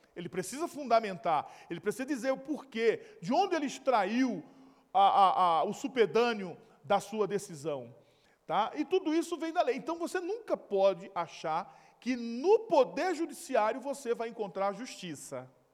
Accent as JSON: {"language": "Portuguese", "area": "Recife or Olinda, Northeast", "region": "Pernambuco", "country": "Brazil", "tie": "born or raised there", "moved": "yes", "said": "onde eu nasci e me criei. Ali, ó, tá vendo aquelas, aquelas parafitas ali, ó, na maré. É bem provável que ali seja foto de, é, de Brasília Teimosa, ali de, de Recife ou de Olinda"}